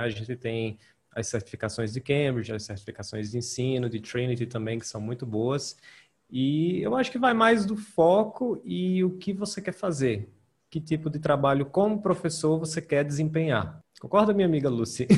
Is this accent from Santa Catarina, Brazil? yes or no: no; Ceará, Brazil; eu sou do Ceará